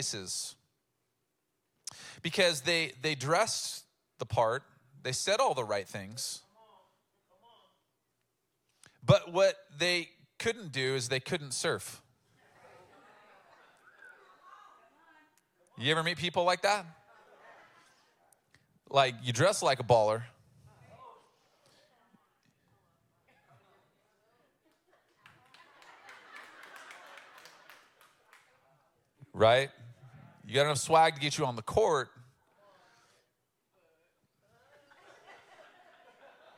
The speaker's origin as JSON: {"language": "English", "town": "Oceanside", "region": "California", "country": "United States", "tie": "born or raised there", "said": "I grew up in Oceanside, which is coastal from here"}